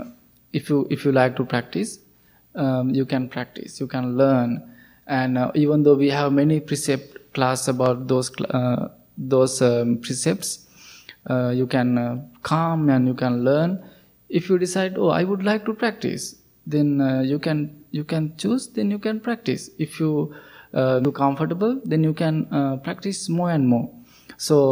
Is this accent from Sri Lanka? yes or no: yes; Sri Lanka; moved away; I'm coming from Sri Lanka, so it is a Buddhist country